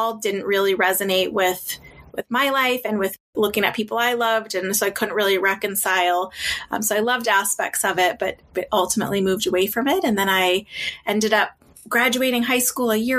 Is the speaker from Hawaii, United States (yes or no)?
no; Boston, Massachusetts, United States; I grew up just outside of Boston in kind of a tougher neighborhood